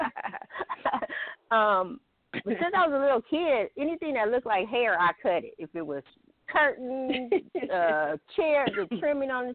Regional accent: Pasadena, California, United States; also born or lived in Ohio; I moved to Pasadena, and I grew up in Pasadena, California

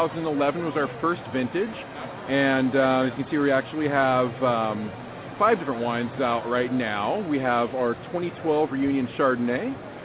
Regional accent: Gig Harbor, Washington, United States; I grew up in Gig Harbor from a small commercial fishing family. with Croatian background.

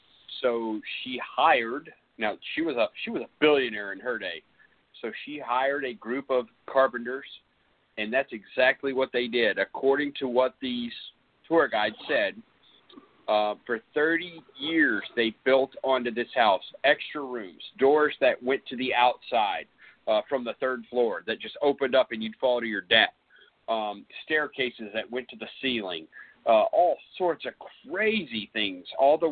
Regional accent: California, United States; born there; I was born in California and she was here in Arkansas.

